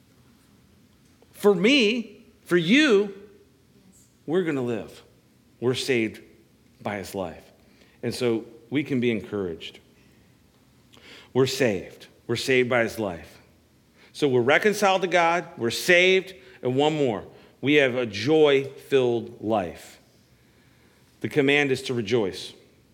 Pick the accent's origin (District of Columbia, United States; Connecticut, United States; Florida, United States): District of Columbia, United States; Washington; I'm from the Washington, D.C. area, and we would actually take field trips to the Smithsonian